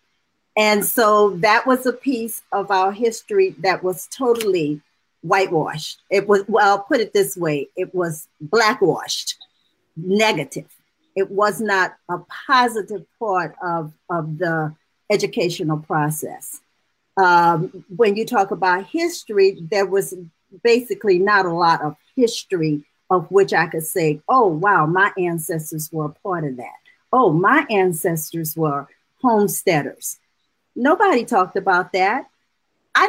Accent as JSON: {"language": "English", "town": "New Orleans", "region": "Louisiana", "country": "United States", "tie": "born or raised there", "said": "I'm a native of New Orleans. And so you could imagine growing up in New Orleans"}